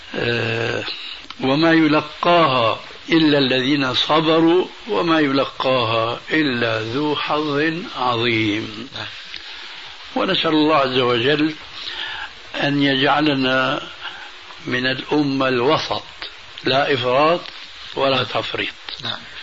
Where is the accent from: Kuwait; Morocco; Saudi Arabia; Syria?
Syria; عندنا في سوريا